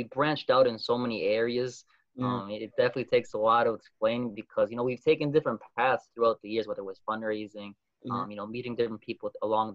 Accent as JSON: {"language": "English", "town": "Methuen", "region": "Massachusetts", "country": "United States", "said": "I was graduating from Methuen High School"}